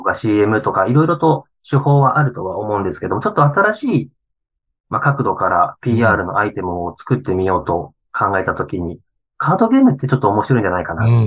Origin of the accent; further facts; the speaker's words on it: Shibata, Niigata, Japan; now in Kanto, Japan; 地元の新潟市場田市を離れてもかれこれ15年以上経つ